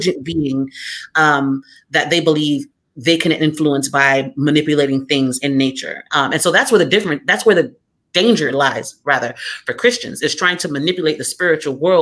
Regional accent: South Florida, United States; I grew up in South Florida

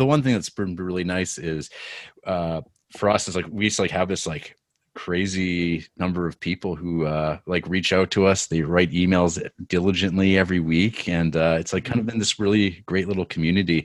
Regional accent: Canada

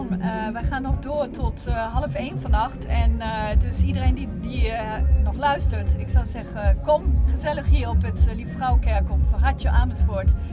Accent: Cameroon; ik speel piano, maar ik ben opgegroeid in Cameroen. Ik was twee toen we daar aankwamen.

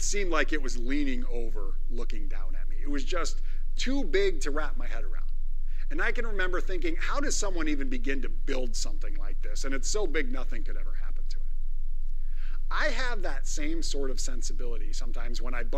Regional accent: Northwest Iowa, United States; I am a farm kid. I am a small town Iowa boy, born and raised

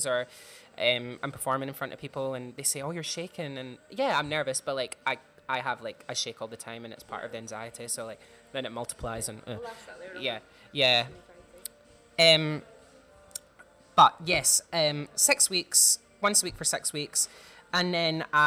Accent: Clydebank, Scotland, United Kingdom; I'm from Clydebank, which is quite like a working class area in Scotland

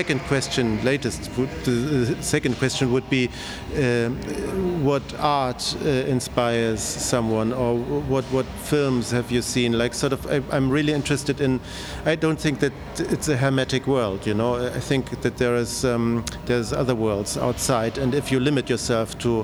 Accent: West Germany, Germany; I'm growing up in Germany, in West Germany

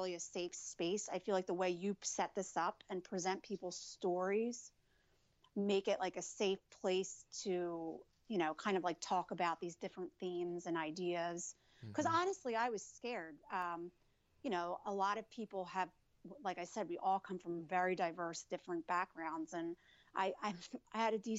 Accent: New Jersey, United States; I was born in New Jersey

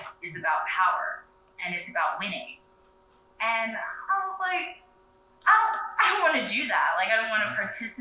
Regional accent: Philadelphia, Pennsylvania, United States; moved away as an adult; now in Washington, DC, United States; I'm from, born and raised in Philly

